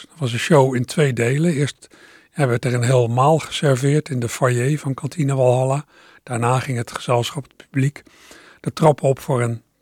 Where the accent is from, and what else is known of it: Maassluis, South Holland, Netherlands